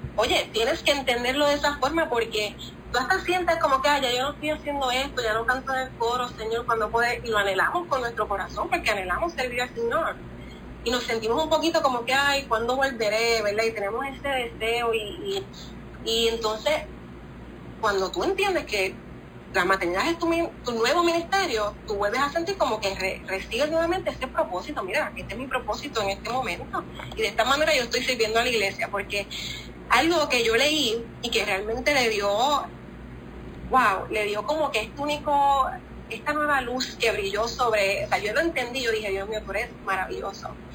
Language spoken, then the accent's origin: Spanish; Cuba; somos cubanas.